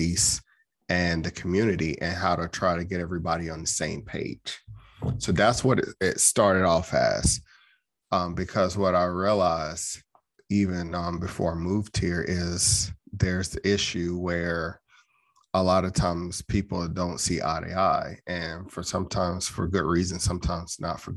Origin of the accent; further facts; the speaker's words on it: Chattanooga, Tennessee, United States; now in Gwinnett County, United States; I was born and raised in Chattanooga, Tennessee